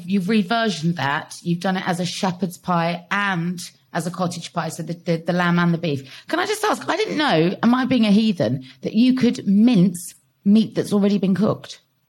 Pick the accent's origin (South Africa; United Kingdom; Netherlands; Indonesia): United Kingdom; Gloucestershire, South West England; Tom Kerridge and I, we recently shared our love of growing up in Gloucestershire.